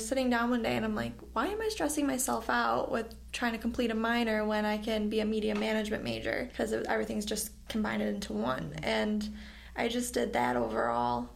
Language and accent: English; Rochester, New York, United States; I grew up in Rochester. I've lived here my whole life